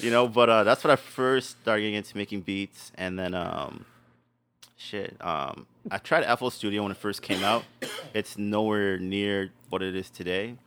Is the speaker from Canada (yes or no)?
yes; Winnipeg, Manitoba, Canada; I had elementary in Winnipeg